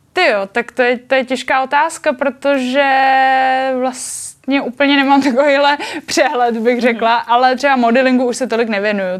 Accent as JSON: {"language": "Czech", "country": "Czechia", "also_born_or_lived": "Japan", "said": "říkám, že jsem Čech, eh, Čech v Japonsku a Japonec v Čechách"}